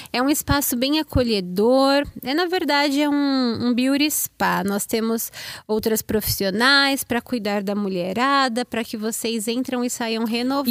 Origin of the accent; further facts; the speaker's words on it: São Paulo, Brazil; moved away as an adult; now in United States; Eu morava em São Paulo, ali pertinho de Diadema